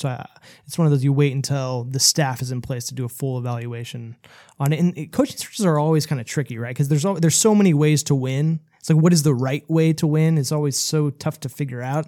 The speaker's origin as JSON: {"language": "English", "area": "Bay Area", "region": "California", "country": "United States", "said": "I'm from the Bay Area"}